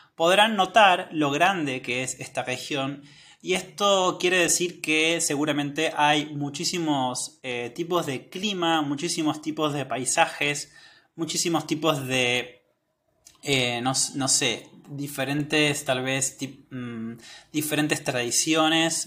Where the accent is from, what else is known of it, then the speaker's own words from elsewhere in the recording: northern Patagonia, Argentina; now in Córdoba, Argentina; Muchos de ustedes saben que yo vivo en Córdoba, pero originariamente soy de la Patagonia, soy del norte de la Patagonia